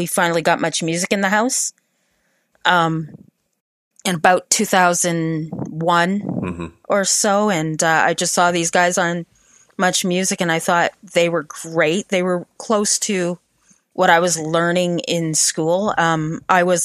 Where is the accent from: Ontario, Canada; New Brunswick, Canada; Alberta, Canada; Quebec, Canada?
Ontario, Canada; Sarnia; moved away; I'm originally from Sarnia, right on the border there